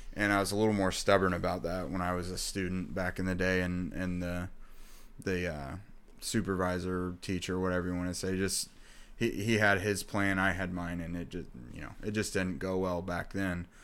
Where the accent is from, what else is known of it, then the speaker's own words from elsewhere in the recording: Indiana, United States; I grew up in Indiana